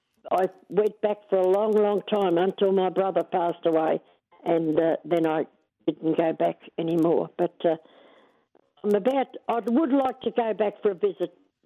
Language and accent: English; Colac, Victoria, Australia; I'm a Western District girl. Yeah. I was born in the Western District.